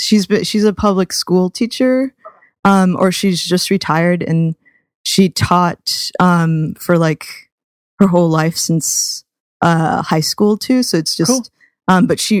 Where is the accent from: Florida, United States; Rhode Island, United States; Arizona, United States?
Rhode Island, United States; Providence; Sean Ravi and I have this comparison of like both growing up in Providence.